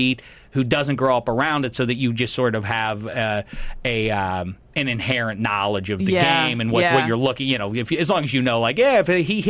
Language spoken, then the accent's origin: English; Pittsburgh, Pennsylvania, United States; I am from Pittsburgh, and there's nowhere that is more sort of identified with its teams than Pittsburgh is.